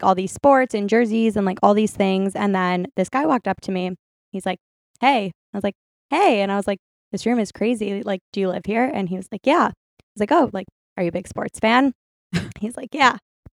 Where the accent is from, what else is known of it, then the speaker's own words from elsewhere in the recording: Michigan, United States; I'm from Michigan